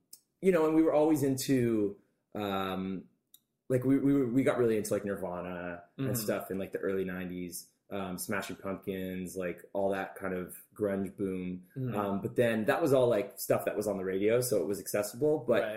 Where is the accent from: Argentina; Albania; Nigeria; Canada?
Canada; Burlington, Ontario; I was born in Burlington.